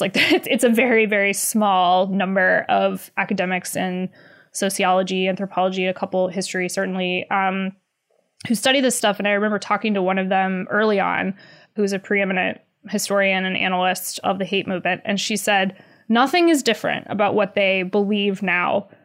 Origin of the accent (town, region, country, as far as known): North Carolina, United States; born or raised there